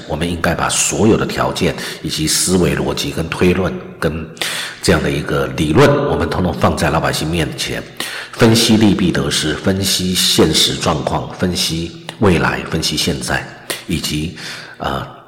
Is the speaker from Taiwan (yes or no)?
yes; Taiwan; 我们生意司、长民司、我们的财产、生命、家人，都在这里